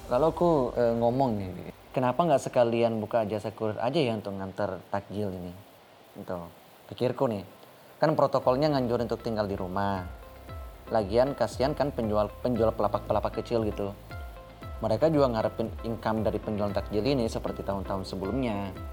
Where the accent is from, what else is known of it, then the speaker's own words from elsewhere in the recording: South Sulawesi, Indonesia; saya berasal dari Kabupaten Maru, salah satu kota kecil yang tak jauh dari kota Makassar.